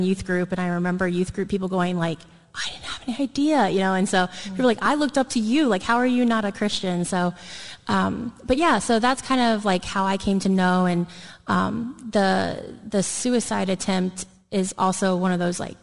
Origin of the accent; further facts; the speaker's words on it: Dayton, Ohio, United States; now in Columbus, United States; I'm not from the Columbus area, so I'm from the Dayton area. It's about an hour west of here. And so I was raised in the church.